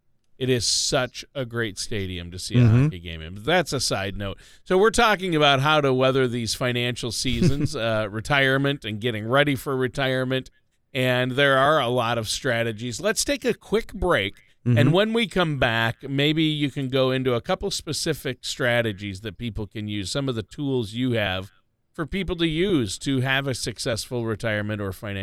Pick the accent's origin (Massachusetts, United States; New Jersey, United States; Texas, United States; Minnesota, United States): Minnesota, United States; I grew up being a big Minnesota North Stars fan because